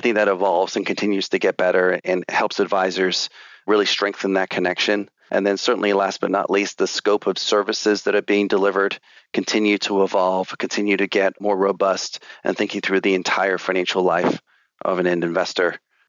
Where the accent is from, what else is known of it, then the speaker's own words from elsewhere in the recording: England, United Kingdom; I was born and raised in England, albeit I do not have an accent.